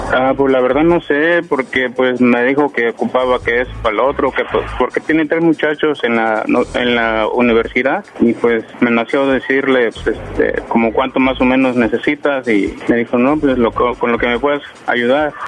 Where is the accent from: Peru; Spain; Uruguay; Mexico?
Mexico; Guerrero; moved away; yo soy del estado de Guerrero